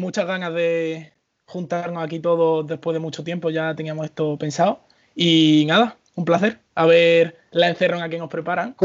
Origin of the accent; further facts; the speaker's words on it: Almería, Andalusia, Spain; Yo de Almería